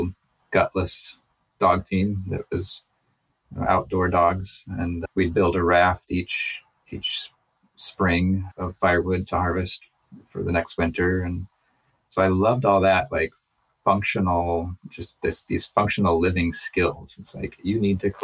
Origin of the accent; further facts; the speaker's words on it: McGrath, Alaska, United States; also born or lived in Missoula, Montana; I was born in Missoula, or so I'm told. I moved up to Alaska when I was four with my mom. And we moved straight to McGrath